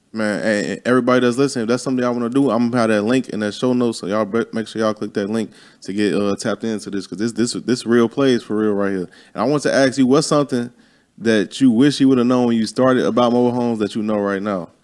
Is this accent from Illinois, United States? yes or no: yes; Chicago, Illinois, United States; moved away; I'm from Chicago.